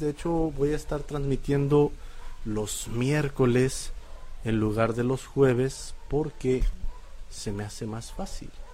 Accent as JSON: {"language": "Spanish", "town": "Monterrey", "region": "Nuevo León", "country": "Mexico", "said": "Somos regios"}